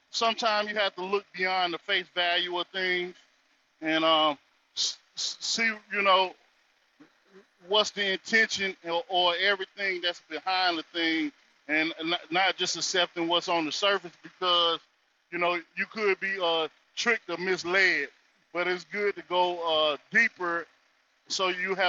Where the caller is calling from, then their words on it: North Carolina, United States; I'm coming from the North Carolina territory, and honors to all the family for the wisdom of the ancestors.